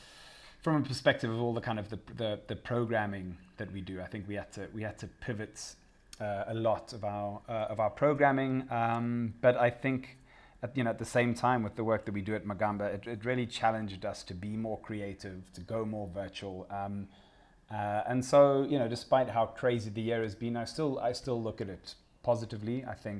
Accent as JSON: {"language": "English", "country": "Zimbabwe", "tie": "born or raised there", "said": "growing up in Zimbabwe, so I grew up in a family that was very much about social justice"}